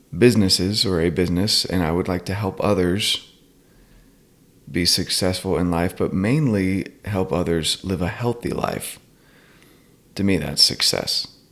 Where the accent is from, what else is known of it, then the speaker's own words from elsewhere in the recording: North Carolina, United States; I'm from North Carolina